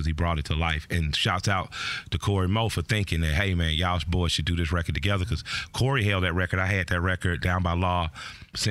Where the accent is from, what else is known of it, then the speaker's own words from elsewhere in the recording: Atlanta, Georgia, United States; I'm from the West Side.